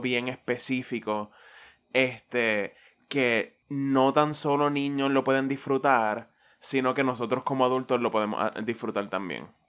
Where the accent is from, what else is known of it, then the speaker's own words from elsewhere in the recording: Caguas, Puerto Rico; yo soy de Cagua